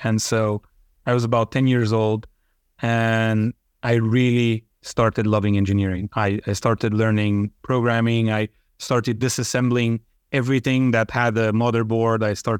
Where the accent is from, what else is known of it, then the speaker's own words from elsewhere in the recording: Transylvania, Romania; English is a second language; Well, growing up in Romania isn't all that special. What is special in our specific area of Transylvania is that there is a very high number of Hungarians there. And I was one of them, or I am one of them, right?